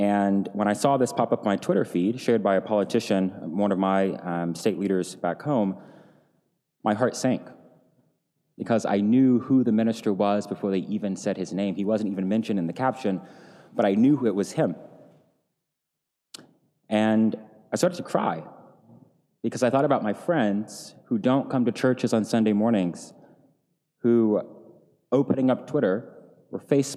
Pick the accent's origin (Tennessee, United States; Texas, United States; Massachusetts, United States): Tennessee, United States; moved away; Tennessee, my home state.